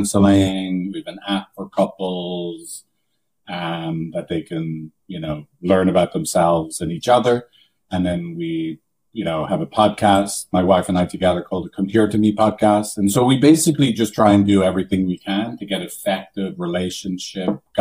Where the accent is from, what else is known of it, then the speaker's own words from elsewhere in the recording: Ireland; moved away as an adult; now in San Francisco, United States; I'm from Ireland